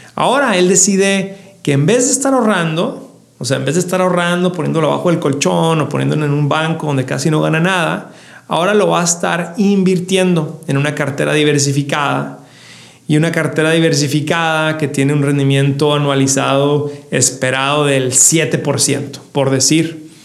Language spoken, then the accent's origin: Spanish; Ciudad Juárez, Chihuahua, Mexico; yo soy de Ciudad Juárez